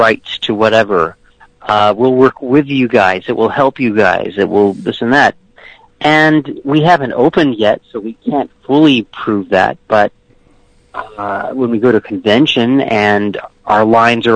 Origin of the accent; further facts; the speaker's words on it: Memphis, Tennessee, United States; I grew up in Memphis